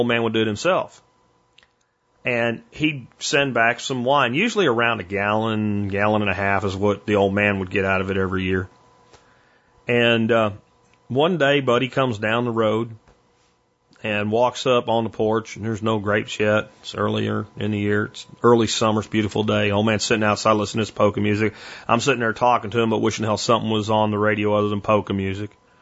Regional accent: Pennsylvania, United States; where I grew up in Pennsylvania in my teenage years

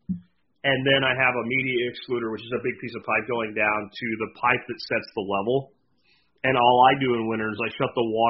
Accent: Pennsylvania, United States; the house that I grew up in Pennsylvania was actually the second house on the property

